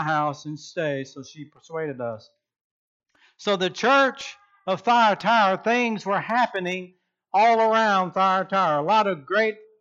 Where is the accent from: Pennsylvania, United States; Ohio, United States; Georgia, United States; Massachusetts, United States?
Georgia, United States; Rincon; also born or lived in Savannah, Georgia; now in Norman, United States; my hometown way back when, Rinkin, Georgia, Savannah, Georgia.